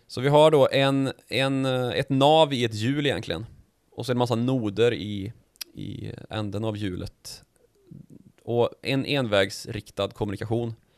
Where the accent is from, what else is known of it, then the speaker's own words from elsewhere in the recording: Värmland, Sweden; när jag var liten och i, Nej, i Östergötland, Nej, Värmland